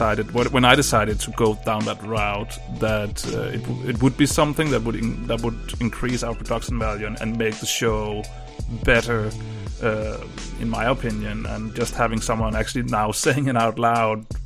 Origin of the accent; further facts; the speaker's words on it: Denmark; English is a second language; I'm from Denmark